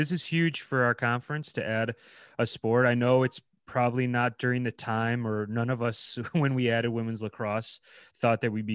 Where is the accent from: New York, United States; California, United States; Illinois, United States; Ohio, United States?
Ohio, United States; growing up in Ohio my whole life